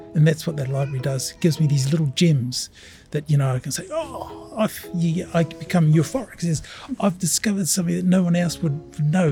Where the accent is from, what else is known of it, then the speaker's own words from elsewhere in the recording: Auckland, New Zealand; also born or lived in Samoa; I've been in Auckland since 1956, so I'd say Auckland is my hometown